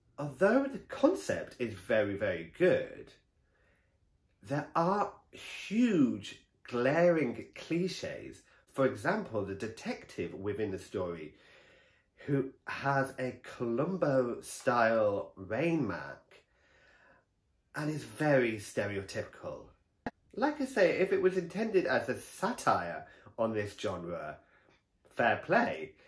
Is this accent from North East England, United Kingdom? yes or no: yes; Stockton-on-Tees, North East England, United Kingdom; Stockton, which bizarrely is my hometown.